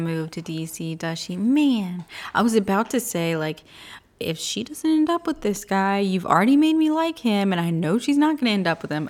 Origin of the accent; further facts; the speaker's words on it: United States; as an American.